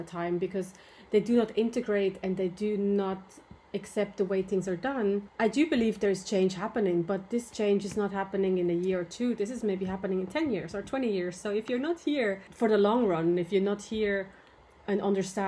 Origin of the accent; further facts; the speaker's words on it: Switzerland; also born or lived in Ireland; now in Japan; I'm originally from Switzerland